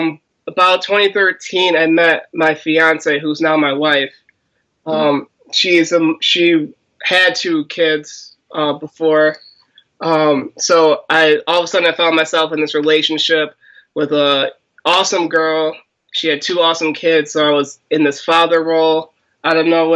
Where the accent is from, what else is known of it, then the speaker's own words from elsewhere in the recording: Waterbury, Connecticut, United States; I'm from Connecticut, Waterbury, Connecticut. Been born and raised here.